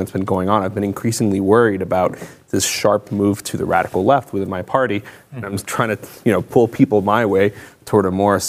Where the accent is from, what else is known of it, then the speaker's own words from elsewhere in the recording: Miami, Florida, United States; I'm 35 years old, born and raised in Miami, and I work in public affairs and communications, helping companies communicate throughout Latin America.